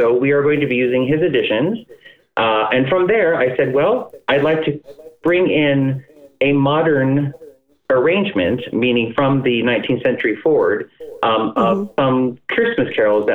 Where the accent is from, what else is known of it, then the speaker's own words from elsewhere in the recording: Cleveland, Ohio, United States; we're all from the Cleveland area